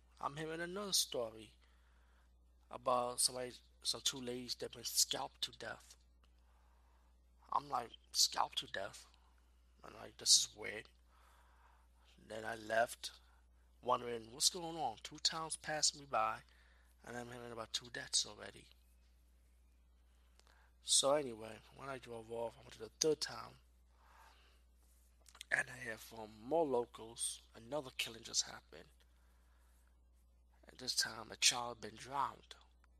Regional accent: Mexico; and it's time to go home to my home country in Mexico.

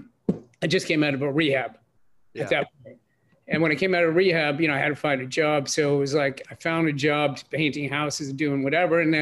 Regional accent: New York City, New York, United States; I grew up in Brooklyn, New York, in a poor section, a poor family

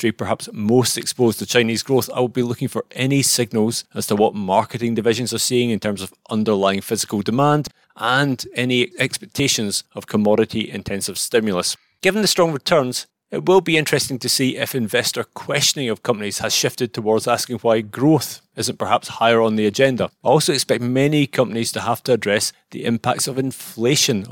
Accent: Scotland, United Kingdom; I am a Scotsman

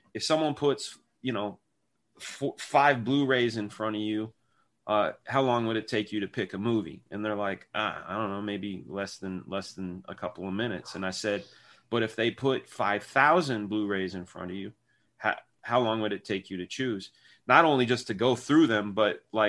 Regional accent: Martinez, California, United States; I grew up in Martinez, which is only a couple hours from Sacktown

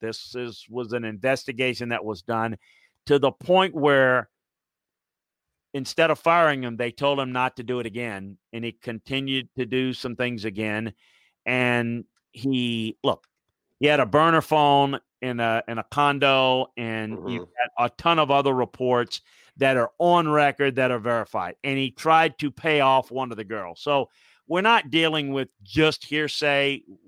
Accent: Wisconsin, United States; I mean, I grew up in Wisconsin. He probably had all the cold weather he wants.

